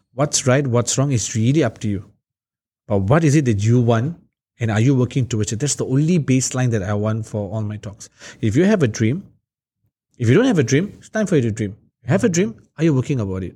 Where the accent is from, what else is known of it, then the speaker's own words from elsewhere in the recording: Singapore; also born or lived in Hillview, Singapore; We moved from Marsiling, we moved to Hillview